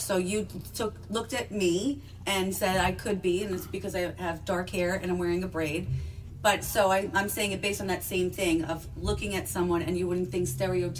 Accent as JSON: {"language": "English", "area": "Long Island", "region": "New York", "country": "United States", "tie": "born or raised there", "said": "I grew up in Long Island."}